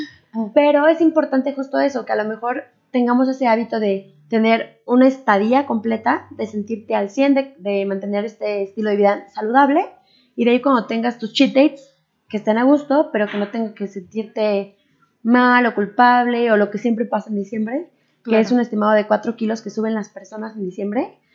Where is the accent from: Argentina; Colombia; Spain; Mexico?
Mexico; also born or lived in Japan; yo era la exótica mexicana